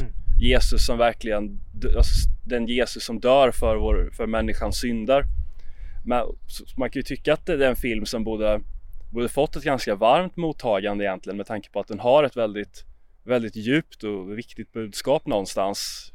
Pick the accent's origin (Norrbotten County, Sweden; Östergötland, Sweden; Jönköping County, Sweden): Jönköping County, Sweden; Jönköping; Jag är uppvuxen i Jönköping